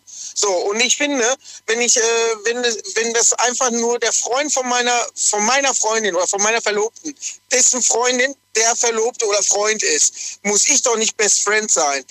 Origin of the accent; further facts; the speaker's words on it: Lünen, North Rhine-Westphalia, Germany; also born or lived in Dortmund; eigentlich komme ich aus dem Ruhrpott, äh, tiefsten Dortmund, also Lünen eigentlich ursprünglich